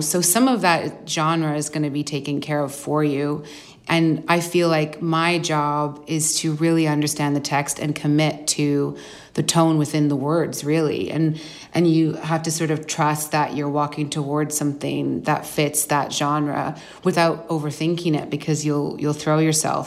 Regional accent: Vancouver, British Columbia, Canada; moved away as an adult; also born or lived in London; I grew up in Vancouver

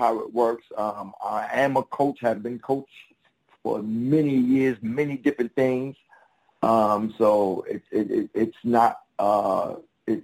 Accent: New York, United States; Originally from New York, Harlem. Near the Apollo, between the Apollo and Central Park. That's where I live.

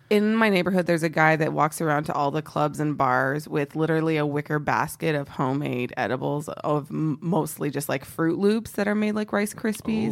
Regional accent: Texas, United States; I'm from Texas. Um, I'm very patriotic about being from Texas

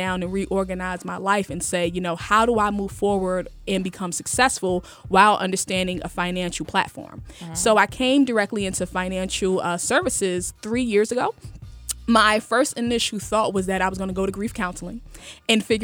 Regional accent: Newark, New Jersey, United States; Born and raised in Newark, New Jersey, in poverty

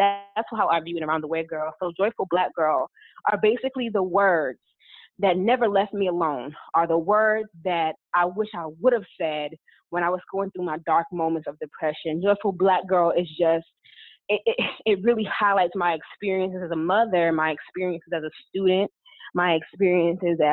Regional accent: Englewood, New Jersey, United States; also born or lived in North Carolina; now in Dallas, United States; I am originally born and raised in Englewood, New Jersey, in Northern Jersey

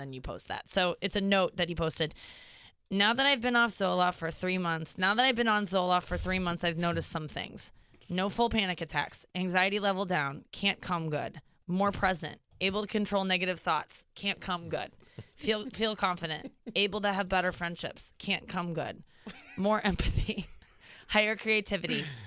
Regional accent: St. Louis, Missouri, United States; born or raised there; moved away

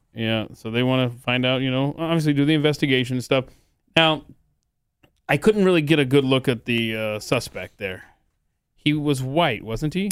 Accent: the South, United States; I grew up in the South

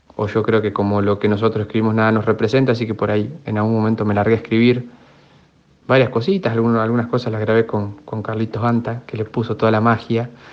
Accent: Tres Arroyos, Buenos Aires Province, Argentina; moved away as an adult; now in La Plata, Argentina; Soy de Tres Arroyos, al sudeste de la provincia de Buenos Aires, contra el mar argentino

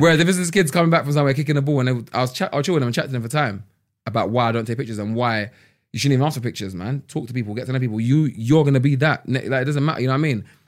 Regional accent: London, United Kingdom; growing up in London

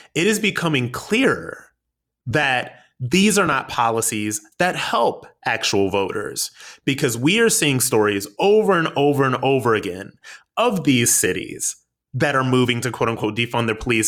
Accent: United States; we, as the American people

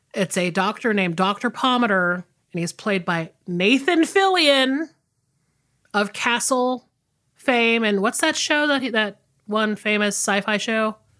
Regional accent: the South, United States; I'm from the South.

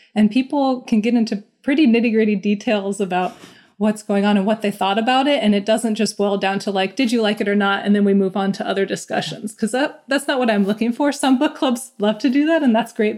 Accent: Omaha, Nebraska, United States; now in Seattle, United States; I'm originally from Omaha, Nebraska, and I find myself, um, in Seattle, Washington now

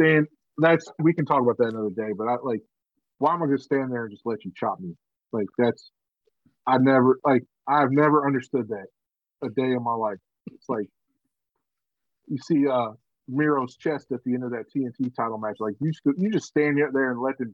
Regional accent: Georgia, United States; that's in my hometown, bro. That's in Georgia

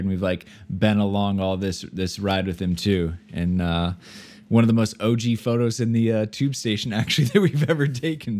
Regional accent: Iowa, United States; I'm from Iowa, so we don't have pro sports teams

